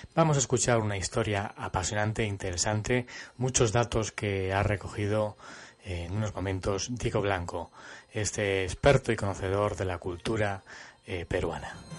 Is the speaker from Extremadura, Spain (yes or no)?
yes; Cáceres, Extremadura, Spain; una ciudad donde yo nací, que es Cáceres